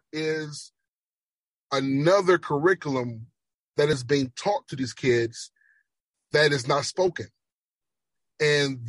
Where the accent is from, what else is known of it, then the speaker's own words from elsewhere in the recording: Jamaica; accent: Jamaican; that's the Jamaican accent